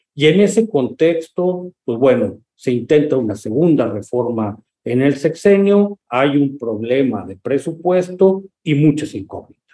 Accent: Mexico; nuestro país

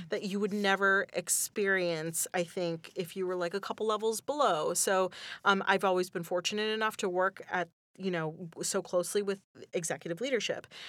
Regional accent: Northeast Pennsylvania, United States; I grew up in Northeast Pennsylvania

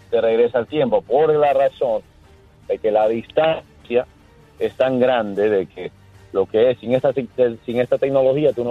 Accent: Havana, Cuba; Yo soy de La Habana, Cuba.

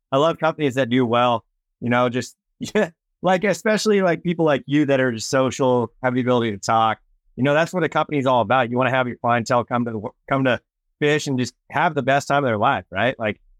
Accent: West Coast, United States; I am from the West Coast

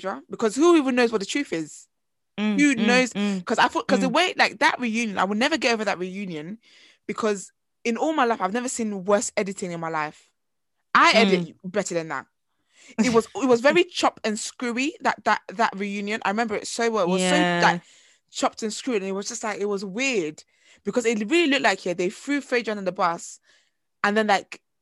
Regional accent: Nigeria; as a Nigerian girl

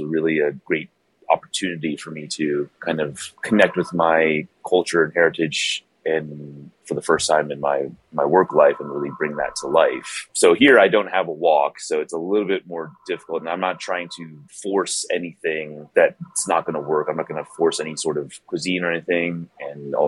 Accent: Bay Area, California, United States; moved away as an adult; also born or lived in East Coast; now in Houston, United States; I'm originally from the Bay Area. Yeah, born and raised.

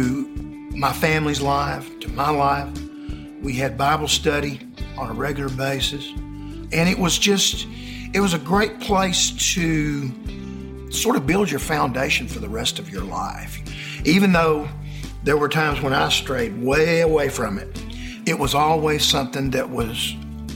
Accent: Marietta, Georgia, United States; I was born and raised in Marietta, Georgia, where I still live

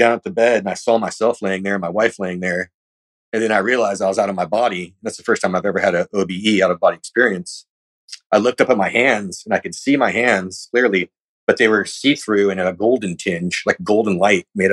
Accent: California, United States; I'm from California

